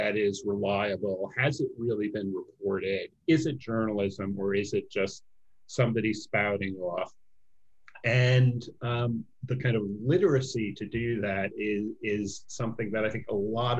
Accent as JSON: {"language": "English", "town": "Chicago", "region": "Illinois", "country": "United States", "tie": "born or raised there", "said": "I grew up in the Chicago area"}